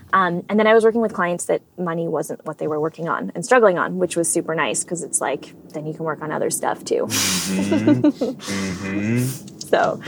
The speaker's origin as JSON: {"language": "English", "town": "Edmonton", "region": "Alberta", "country": "Canada", "tie": "born or raised there", "also_born_or_lived": "Whitehorse", "said": "Yeah, no, I was born in Whitehorse, which is in the Northwest Territories of Canada."}